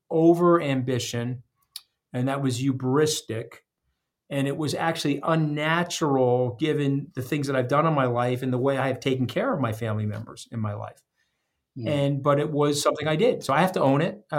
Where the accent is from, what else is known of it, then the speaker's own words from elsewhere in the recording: Long Island, New York, United States; I'm a blue-collar kid. I grew up on Long Island with no money.